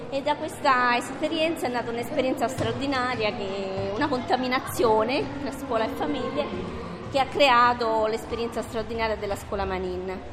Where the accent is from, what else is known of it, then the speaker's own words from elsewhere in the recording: Pantelleria, Sicily, Italy; io sono migrante anche io perché vengo da Mantelleria, sono una, una piccola isola del Mediterraneo